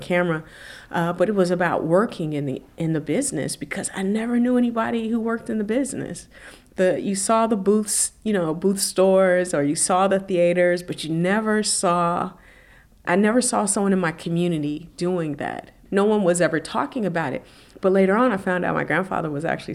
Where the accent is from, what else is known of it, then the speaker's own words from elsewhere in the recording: Las Vegas, Nevada, United States; moved away as an adult; now in Oakland, United States; born and raised in Vegas. In Las Vegas, Nevada